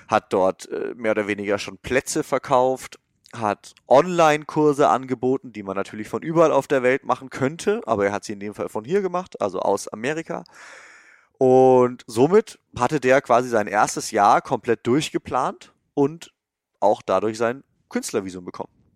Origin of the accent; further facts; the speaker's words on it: Germany; moved away as an adult; now in California, United States; als Deutscher hier rüberzukommen und vor allem als Freelancer